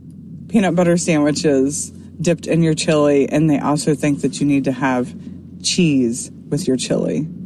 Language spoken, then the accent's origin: English; Ohio, United States; We're from Ohio as well